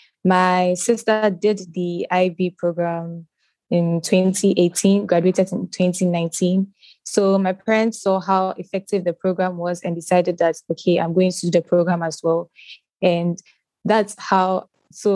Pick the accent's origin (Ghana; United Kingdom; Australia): Ghana; I'm 17 and I'm Ghanaian. I'm currently schooling in ACE International Academy in Ghana, Tema.